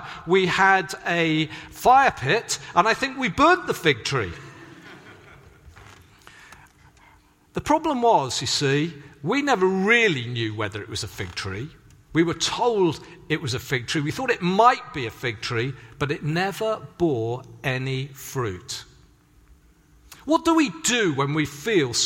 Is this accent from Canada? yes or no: no; Swansea, Wales, United Kingdom; moved away; also born or lived in Hedge End; growing up in Swansea